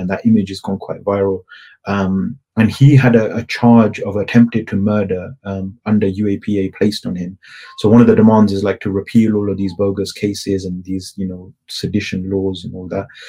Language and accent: English; United Kingdom; culturally I'm I'm British